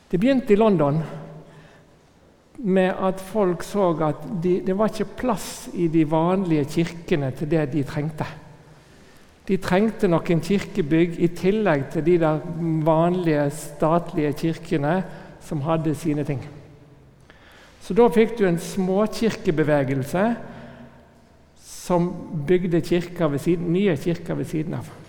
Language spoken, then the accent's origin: Norwegian; Northern Norway, Norway; Jeg som er innflytter, selv om dere ikke hører det på dialekten, så er jeg egentlig nordlending som har kommet her til ganske nylig.